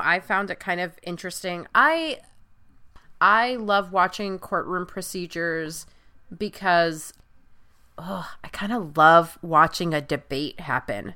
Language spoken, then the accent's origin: English; Long Island, New York, United States; I'm originally from Long Island.